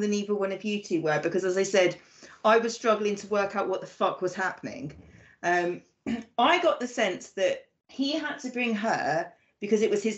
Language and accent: English; United Kingdom; as a Brit